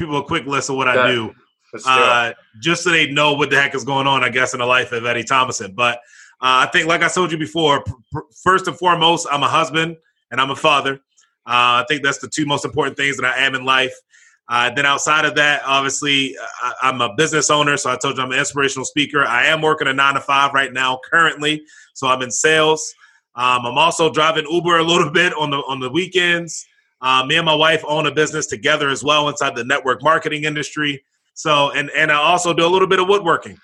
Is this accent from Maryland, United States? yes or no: yes; Baltimore, Maryland, United States; I was born and raised out in Baltimore, Maryland